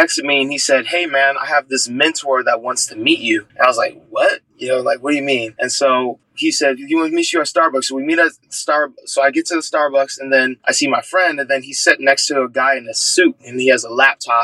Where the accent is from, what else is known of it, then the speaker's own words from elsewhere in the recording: San Diego, California, United States; I grew up in San Diego, California, in a family of four